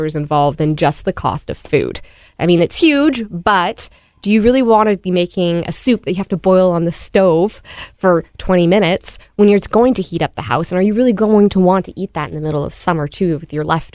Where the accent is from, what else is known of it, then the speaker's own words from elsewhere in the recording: Manitoba, Canada; I grew up like in Manitoba housing